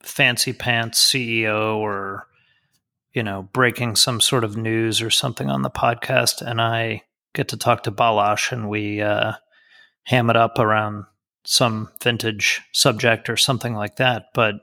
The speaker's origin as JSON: {"language": "English", "region": "Florida", "country": "United States", "tie": "born or raised there", "moved": "yes", "lives_now": "Germany", "said": "I grew up in Florida and unfortunately here it's kind of uncomfortable"}